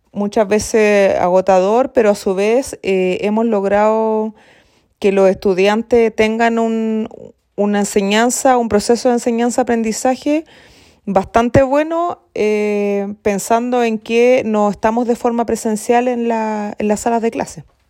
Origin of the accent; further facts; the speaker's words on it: San Juan de la Costa, Los Lagos, Chile; soy exalumna también del establecimiento